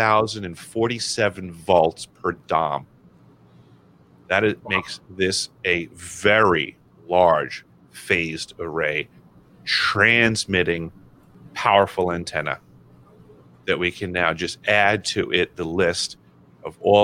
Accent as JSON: {"language": "English", "region": "New York", "country": "United States", "said": "I'm from New York"}